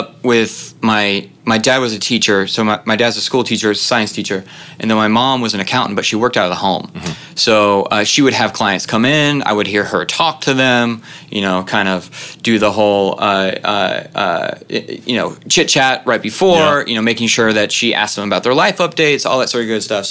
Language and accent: English; Kansas City, United States; growing up in Kansas City